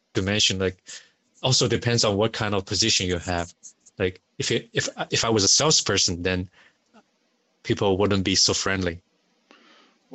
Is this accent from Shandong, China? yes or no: no; Shanghai, China; moved away as an adult; also born or lived in Beijing; now in Canada; I was born in Beijing and raised in Shanghai. And I moved to Canada back in 2001